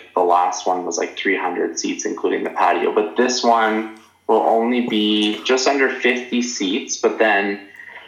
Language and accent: English; Prince Rupert, British Columbia, Canada; now in Canmore, Canada; what have I brought from Prince Rupert to here, I guess I would say I like the small town vibe